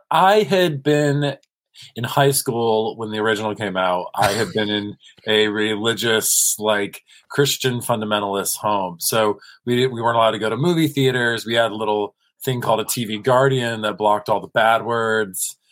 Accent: South Carolina and Kentucky, the American South, United States; moved away as an adult; now in Los Angeles, United States; born and raised in South Carolina and Kentucky.

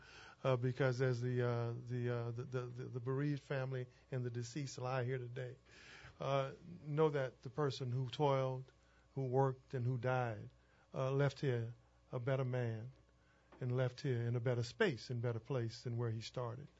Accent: New Orleans, Louisiana, United States; growing up in the Lower Nine

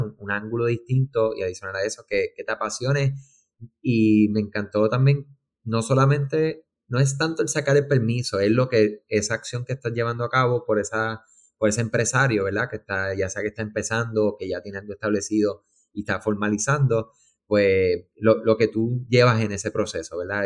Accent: Puerto Rico; aquellos que somos de Puerto Rico

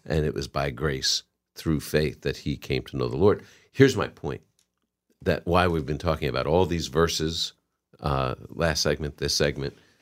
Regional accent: New England, United States; I'm from New England

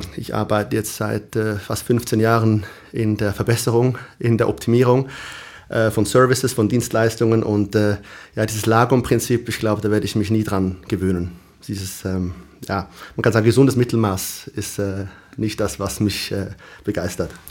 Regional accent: Switzerland; moved away as an adult; now in Stockholm, Sweden; als Schweizer

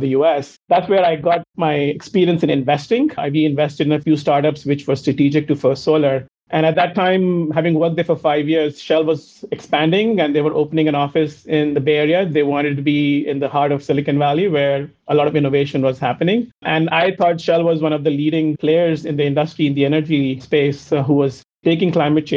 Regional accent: India; moved away as an adult; also born or lived in Cincinnati, United States; I'm originally from India. Having grown up in India, I did my undergrad in India.

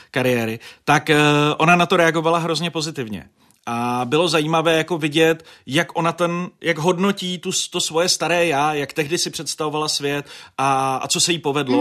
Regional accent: Děčín, Ústí nad Labem Region, Czechia; v Děčíně, protože jsem to bral osobně, že hm, tenhle politik jede do mého rodného města

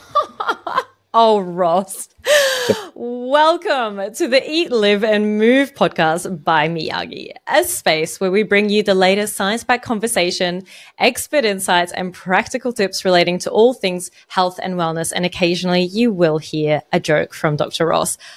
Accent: Egypt; now in Australia; I grew up in Egypt, in a country where alcohol is not really widely available

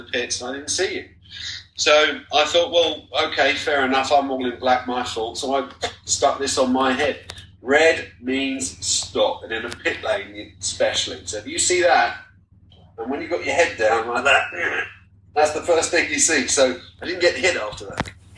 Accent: Tenterden, South East England, United Kingdom; I was born in Tenterden in Kent, a little steam train village

